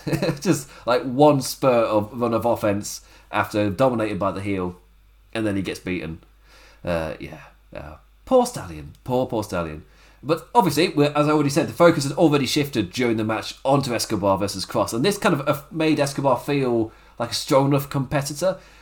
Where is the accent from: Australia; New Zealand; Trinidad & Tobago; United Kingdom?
United Kingdom; England; as an Englishman